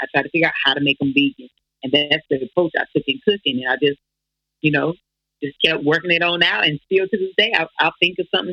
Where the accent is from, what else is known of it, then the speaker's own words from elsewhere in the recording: the South, United States; I'm from the South, so I'm a real Southern woman.